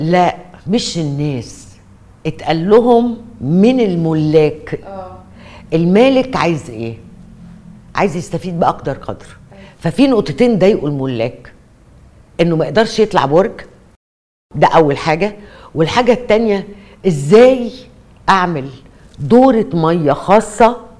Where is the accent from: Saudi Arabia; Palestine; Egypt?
Egypt; مئات المباني عندنا في مصر